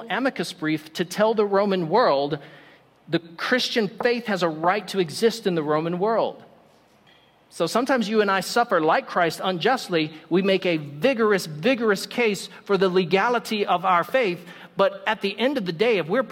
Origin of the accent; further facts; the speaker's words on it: United States; I'm American